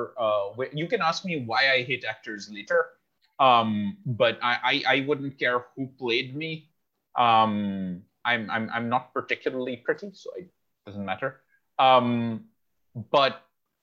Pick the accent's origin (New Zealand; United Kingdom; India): India; Kolkata, West Bengal; I'm from Calcutta.